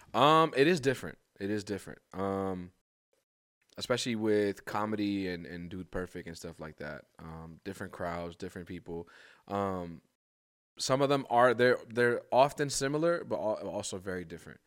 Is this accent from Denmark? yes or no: no; New York, United States; growing up in New York, it's like, I'm surrounded by hip hop